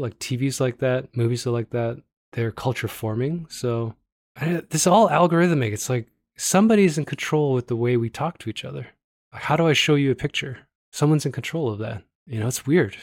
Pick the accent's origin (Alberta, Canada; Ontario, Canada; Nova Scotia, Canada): Ontario, Canada; Toronto; now in Calgary, Canada; I'm from Toronto